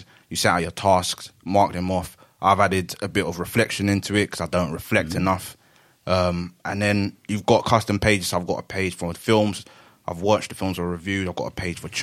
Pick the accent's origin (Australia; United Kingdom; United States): United Kingdom; London; moved away; I'm from East London originally.